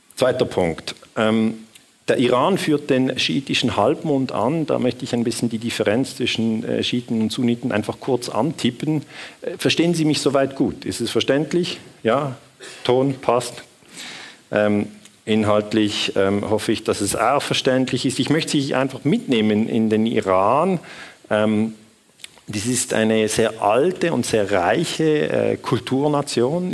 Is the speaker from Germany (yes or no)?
no; Switzerland; accent: Swiss; ich bin Schweizer, das hört man vermutlich am Akzent